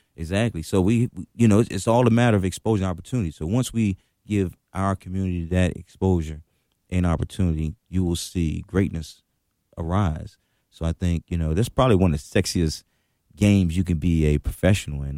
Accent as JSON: {"language": "English", "town": "Washington", "region": "District of Columbia", "country": "United States", "tie": "born or raised there", "said": "I grew up in Washington when it was Choctaw City."}